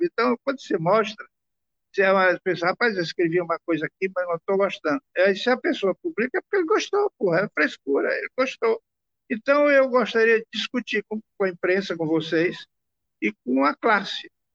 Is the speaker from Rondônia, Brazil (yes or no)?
no; Maranhão, Brazil; a gente vem do Maranhão